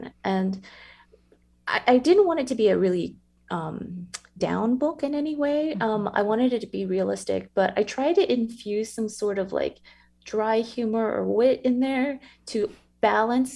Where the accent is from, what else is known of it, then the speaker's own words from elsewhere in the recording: San Antonio, Texas, United States; So I grew up in San Antonio, obviously, born and raised there